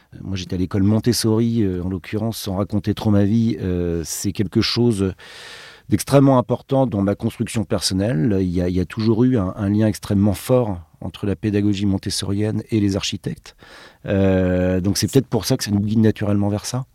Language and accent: French; Brittany, France; nous on vient de Bretagne